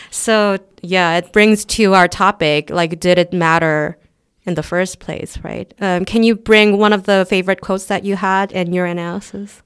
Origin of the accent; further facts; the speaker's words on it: South Korea; we're not an English-speaking country